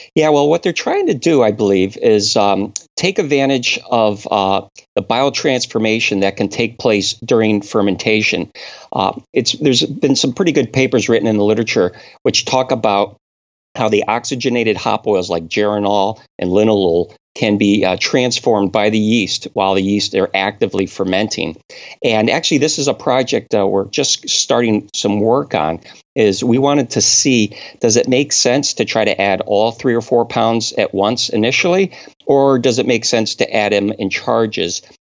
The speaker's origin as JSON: {"language": "English", "region": "Connecticut", "country": "United States", "tie": "born or raised there", "moved": "yes", "said": "I'm originally from New England. I was born and raised in Connecticut."}